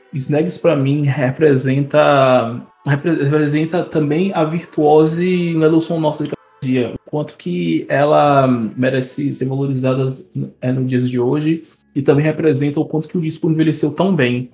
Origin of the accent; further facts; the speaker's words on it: Brazil; nós, como brasileiros